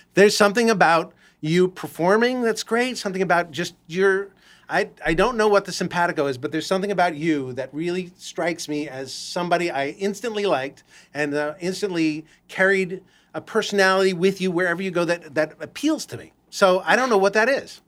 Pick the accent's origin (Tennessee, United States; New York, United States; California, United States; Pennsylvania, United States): California, United States; Los Angeles; I grew up in Los Angeles